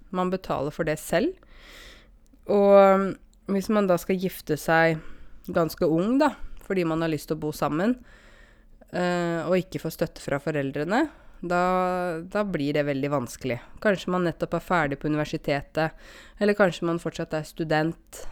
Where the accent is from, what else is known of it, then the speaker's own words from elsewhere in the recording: Norway; jeg vokste opp her i Norge, og jeg har norske foreldre